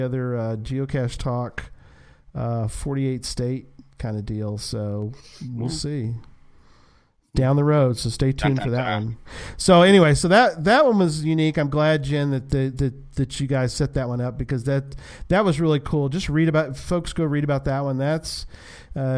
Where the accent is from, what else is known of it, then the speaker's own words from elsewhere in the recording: Texas, United States; I'm from Texas